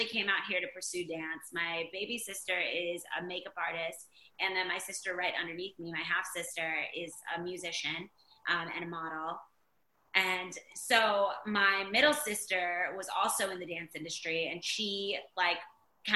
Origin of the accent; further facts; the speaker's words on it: Virginia Beach, Virginia, United States; we grew up in Virginia Beach